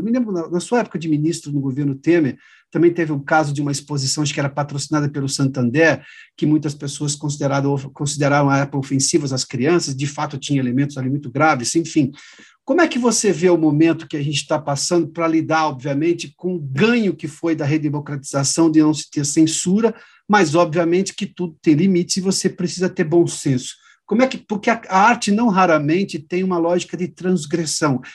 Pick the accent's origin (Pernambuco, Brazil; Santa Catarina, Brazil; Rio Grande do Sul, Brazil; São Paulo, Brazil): São Paulo, Brazil; interior of; Eu sou do interior de São Paulo